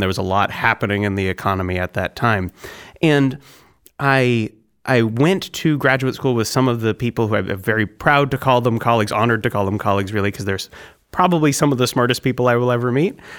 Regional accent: Concord, New Hampshire, United States; also born or lived in Wisconsin; I'm from New Hampshire. I was born in Concord and I grew up in New Hampshire

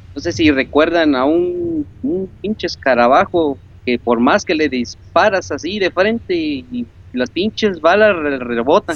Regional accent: Córdoba, Veracruz, Mexico; yo soy de Córdoba. Córdoba, Muy Veracruz.

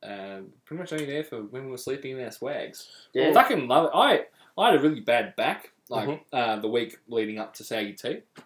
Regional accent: Bendigo, Victoria, Australia; And secondly, we're from Benio, which is a country town, right?

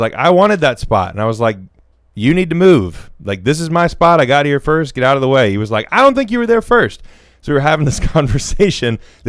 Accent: Alabama, United States; I grew up down here in Southern Alabama, where everyone talks to everyone all the time.

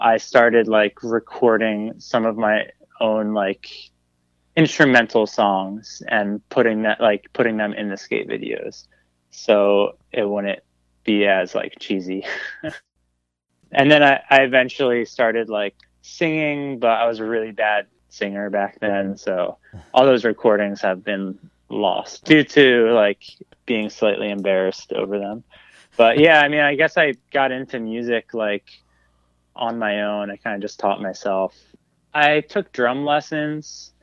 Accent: New Jersey, United States; moved away; also born or lived in Boston / Lancaster, Pennsylvania; I grew up in New Jersey, and I was an only child

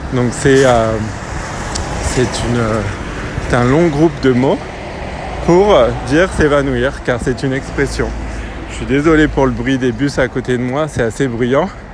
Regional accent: France; accent: French; j'ai un accent français

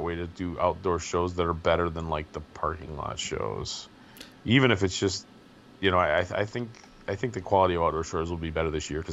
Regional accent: Wisconsin, United States; I grew up in Wisconsin

